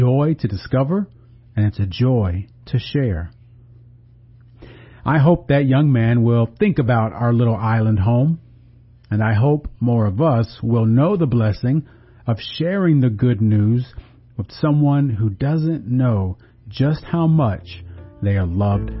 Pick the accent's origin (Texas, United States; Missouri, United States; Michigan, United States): Texas, United States; Galveston; now in Corpus Christi, United States; my hometown of Galveston